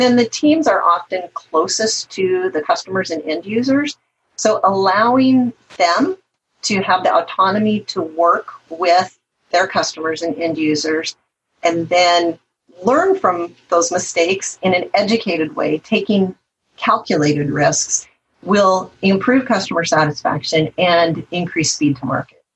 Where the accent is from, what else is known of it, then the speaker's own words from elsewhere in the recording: the Northwest, Pacific Northwest, United States; I'm from the Northwest